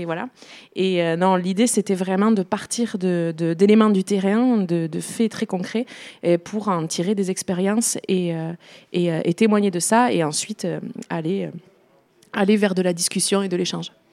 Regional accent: Béarn, Nouvelle-Aquitaine, France; je suis euh, béarnaise, j'ai grandi en Béarn, même si j'ai pas grandi à Pau, plutôt euh, à 50 km, plutôt vers Bayonne

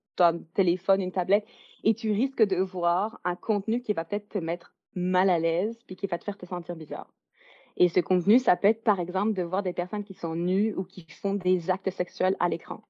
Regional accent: Belgium; now in Vancouver, Canada; je suis originaire de Belgique, mais j'habite à Vancouver, en Colombie-Britannique, au Canada.

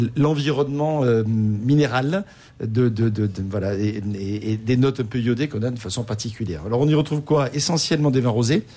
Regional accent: Marseille, Provence-Alpes-Côte d'Azur, France; Je suis né à Marseille, donc c'est dans, dans, le fief.

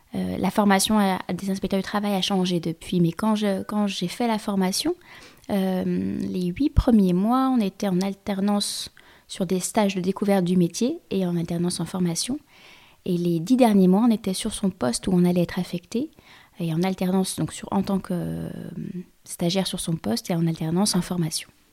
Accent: Lyon, Auvergne-Rhône-Alpes, France; moved away; also born or lived in Normandy; je suis lyonnaise

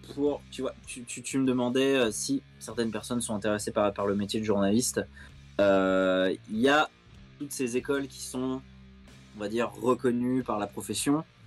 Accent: Chelles, Île-de-France, France; j'ai grandi à Shell dans 77

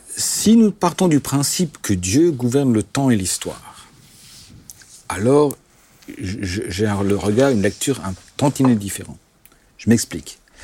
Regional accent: Alsace, Grand Est, France; first language Alsatian; French is a second language; je suis alsacien et que mes parents étaient germanophones et alsacophones pur jus, et que chez nous, à, la maison, les gens de l'Alsace arrivaient sous la, la version germanophone, je, je parlais qu'alsacien avant l'âge de 5 ans.

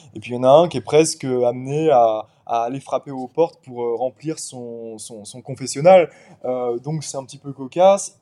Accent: Paris suburbs, Île-de-France, France; moved away as an adult; also born or lived in Cotentin, Normandy; now in Normandy, France; je suis un Parisien repenti. j'ai grandi pendant 21 ans, enfin j'ai évolué pendant 21 ans en banlieue parisienne

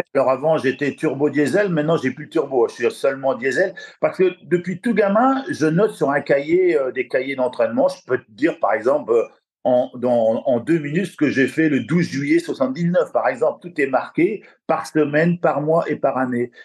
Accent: La Flèche, Pays de la Loire, France; also born or lived in Le Mans; je suis de la Flèche, du Sud-Sarthe. Après, je suis venu sur Le Mans

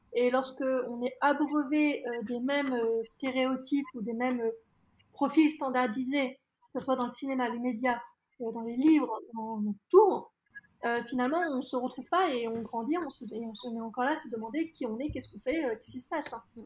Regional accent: France; je suis née en France, que je suis française

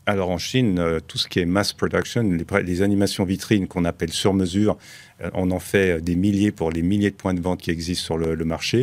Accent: Switzerland; now in Dubai, United Arab Emirates; nous, on est Suisse, la société est basée en Suisse, créée en Suisse par ma tante

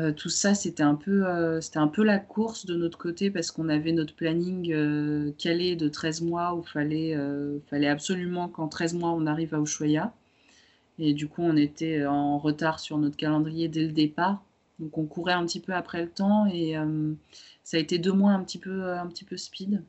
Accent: France; also born or lived in Romania; je suis née en Roumanie, je suis arrivée en, France euh, en étant toute jeune

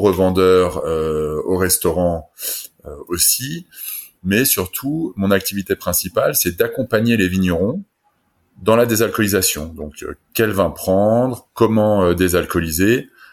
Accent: France; now in Germany; je suis français mais j'habite en Allemagne

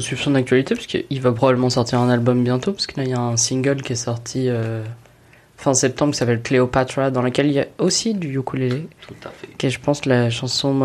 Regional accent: Paris, Île-de-France, France; je suis une Parisienne privilégiée, qui n'habite pas très loin des Trois Baudets

